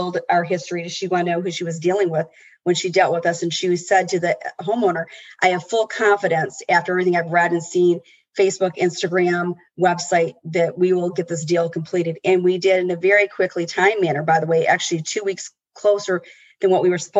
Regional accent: Rochester, Michigan, United States; this is the Rochester girl

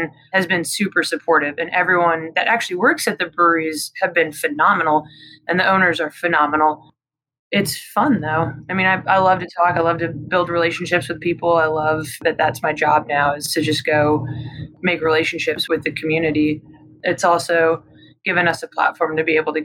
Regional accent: Midwest, United States; also born or lived in Denver, Colorado; now in Charlotte, United States; I grew up in a small Midwestern town

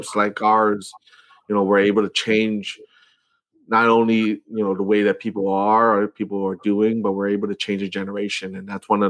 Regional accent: Long Beach, California, United States; I grew up in Long Beach, right next to Compton

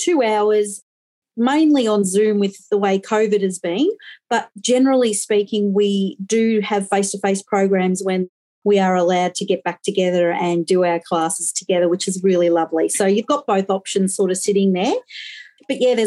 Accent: Victoria, Australia; also born or lived in Western Australia; I am from Victoria

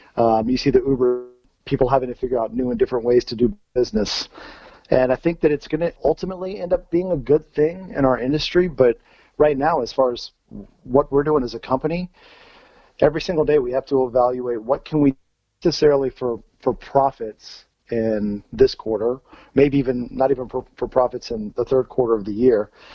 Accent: Virginia, United States; so I grew up in Virginia. And growing up in Virginia

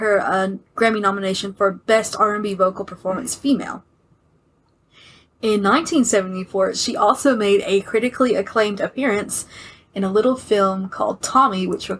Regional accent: the South, United States; I'm sorry if I'm from the South.

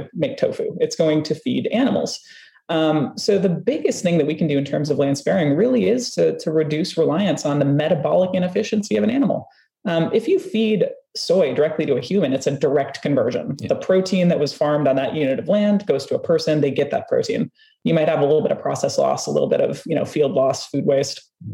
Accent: Minnesota, United States; I'm from the American Midwest, I'm from Minnesota

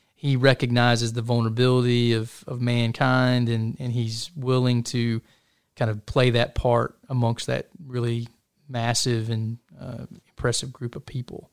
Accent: Chattanooga, Tennessee, United States; now in Fort Hood, United States; I'm a Tennessean. You know, I was born in Chattanooga, Tennessee, grew up in that part of the country

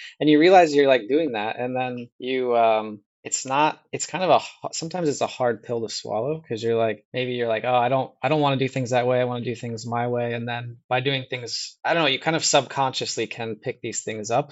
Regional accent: Midwest, United States; also born or lived in Iowa; I grew up in the Midwest as Well, I mean, I'm, I'm in Iowa right now

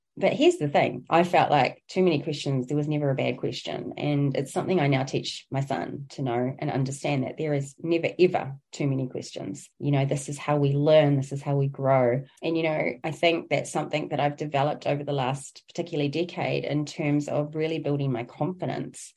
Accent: New Zealand; I originate from Aotearoa, New Zealand

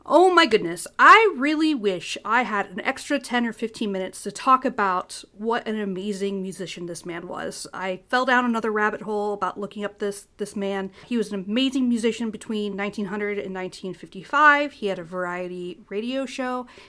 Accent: Ohio, United States; I'm from the Midwest, I'm from Ohio

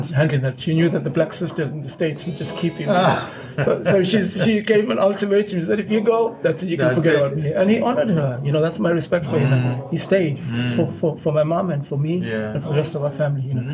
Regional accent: Claremont, KwaZulu-Natal, South Africa; I grew up in Claremont Township

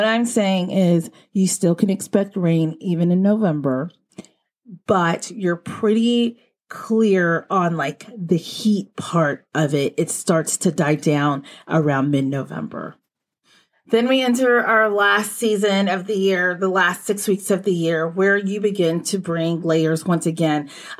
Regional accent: Texas, United States; Like when I was growing up in Texas, we weren't outside playing in peak heat.

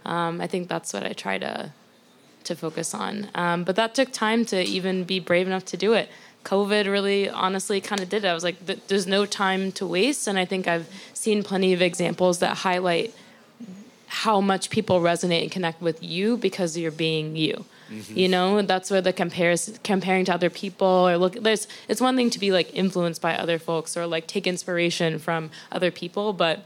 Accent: the South, United States; You know, that's how I was raised. I'm from the South. We're polite. We're courteous to people

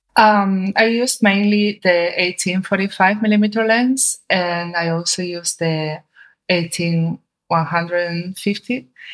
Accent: Spain; my home country, especially in Seville

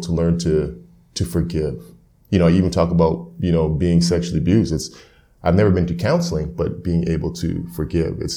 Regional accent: Edmonton, Alberta, Canada; I was raised in Edmonton

